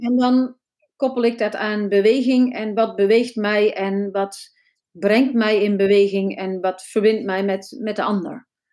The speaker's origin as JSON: {"language": "Dutch", "region": "North Brabant", "country": "Netherlands", "moved": "yes", "said": "ik kom uit Brabant en eh, daar voelde ik me niet zo thuis, dus ik ben verhuisd lang geleden."}